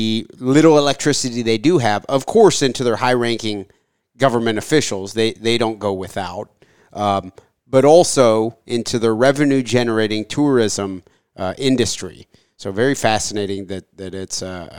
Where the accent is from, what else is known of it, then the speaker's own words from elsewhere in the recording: Ohio, United States; now in Kentucky, United States; I was born in Ohio. I've lived a relatively sheltered life.